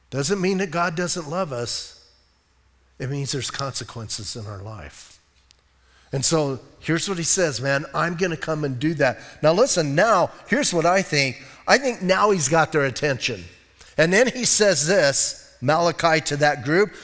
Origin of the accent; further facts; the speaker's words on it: Bisbee, Arizona, United States; I grew up in Bisbee, and I grew up with mining and smelting and all